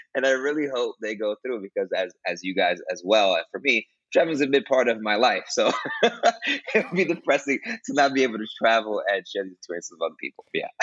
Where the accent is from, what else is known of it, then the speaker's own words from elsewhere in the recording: New York City, New York, United States; moved away as an adult; now in Costa Rica; I'm from Brooklyn, New York. Uh, I was born and raised there